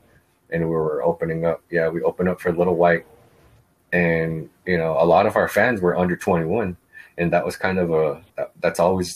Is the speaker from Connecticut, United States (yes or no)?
no; Winnebago Reservation, Nebraska, United States; I'm from the reservation